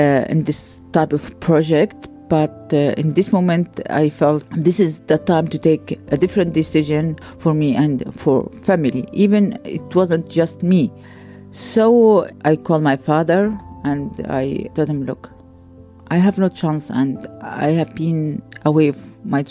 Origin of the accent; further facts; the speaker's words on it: Gaza Strip, Palestine; moved away as an adult; now in Luxembourg; I'm from Palestine. I'm from Gaza Strip even, not from Palestine just